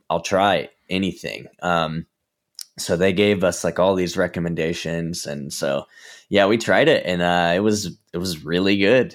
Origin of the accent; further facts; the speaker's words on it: Georgia, United States; now in Southern California, United States; I'm from Georgia originally